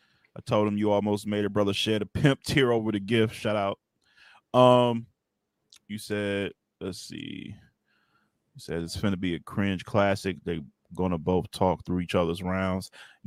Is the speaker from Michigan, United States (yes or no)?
yes; Detroit, Michigan, United States; And I'm from Detroit, man. I'm from the city, man.